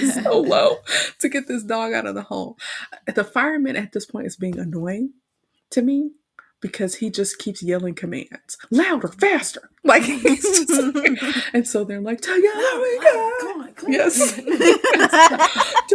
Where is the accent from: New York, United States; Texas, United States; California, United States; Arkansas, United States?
Texas, United States; Houston; we grew up in Houston